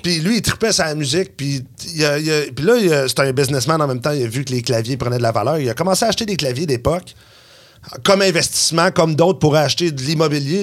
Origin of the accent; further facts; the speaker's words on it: Quebec City, Quebec, Canada; moi, je suis de Québec